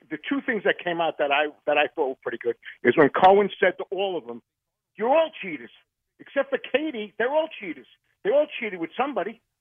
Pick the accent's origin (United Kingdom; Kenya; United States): United States; Seaford, New York; moved away as an adult; now in North Carolina, United States; I'm originally from Seaford.